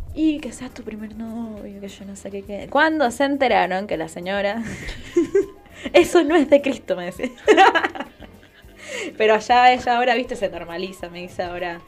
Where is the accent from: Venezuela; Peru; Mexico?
Venezuela; Ciudad Bolívar, Bolívar; moved away; mi ciudad natal, de la capital de mi provincia